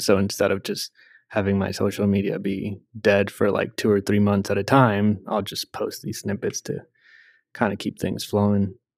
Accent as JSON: {"language": "English", "country": "Puerto Rico", "tie": "born or raised there", "said": "I grew up in Puerto Rico"}